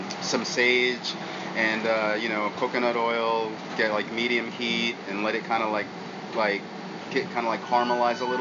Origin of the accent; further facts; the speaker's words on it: Washington, District of Columbia, United States; moved away as an adult; also born or lived in Seattle / Portland / Melbourne, Australia; now in Austin, United States; From DC. That's where I'm from.